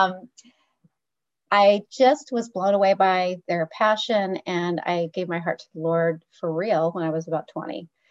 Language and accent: English; Muncie, Indiana, United States; moved away; I grew up in Muncie, Indiana